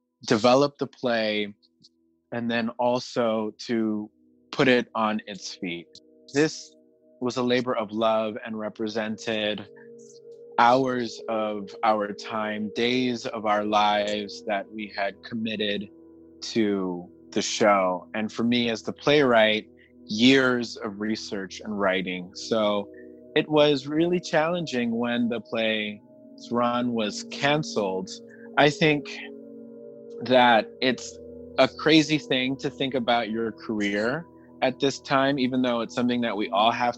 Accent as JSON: {"language": "English", "country": "Panama", "moved": "yes", "lives_now": "New York, United States", "said": "I'm originally from Panama"}